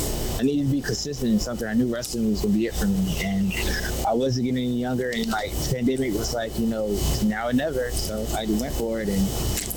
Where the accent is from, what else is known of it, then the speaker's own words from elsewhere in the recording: Atlanta, Georgia, United States; moved away as an adult; now in San Antonio, United States; I'm originally from Atlanta. I moved here about 5 years ago. I asked you when I was stationed here.